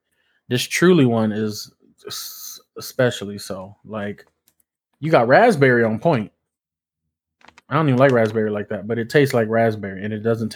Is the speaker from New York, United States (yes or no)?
no; New Jersey, United States; I'm from Jersey, but I sleep on a California queen.